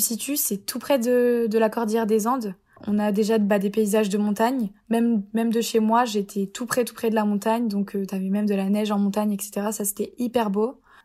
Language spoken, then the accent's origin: French; Épinal, Grand Est, France; moved away as an adult; also born or lived in Troyes; now in Rome, Italy; je viens de Épinal dans les Vosges euh, en Lorraine